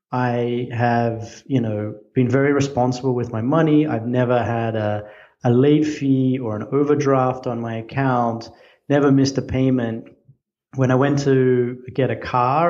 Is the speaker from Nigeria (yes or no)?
no; Australia; moved away as an adult; now in United States; I'm Australian.